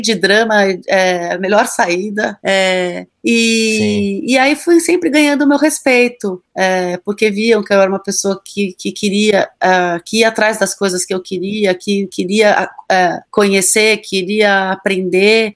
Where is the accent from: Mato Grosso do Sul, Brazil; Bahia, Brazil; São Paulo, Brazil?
São Paulo, Brazil; a minha cidade, que é São Paulo, eu nasci em São Paulo